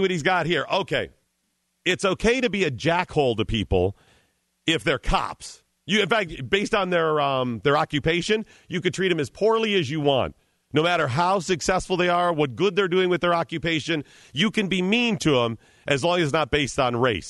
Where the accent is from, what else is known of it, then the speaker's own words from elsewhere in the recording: Cleveland, Ohio, United States; I'm from Cleveland.